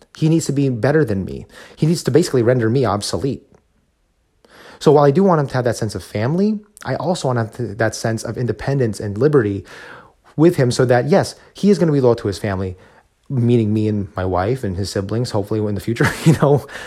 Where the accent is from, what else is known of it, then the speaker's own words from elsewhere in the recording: New Jersey, United States; now in Texas, United States; growing up as a Filipino American in New Jersey, where I grew up